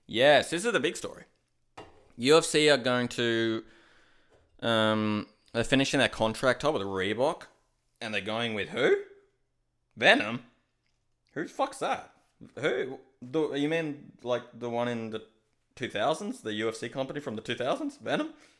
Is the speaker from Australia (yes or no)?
yes; Australia; I'm Australian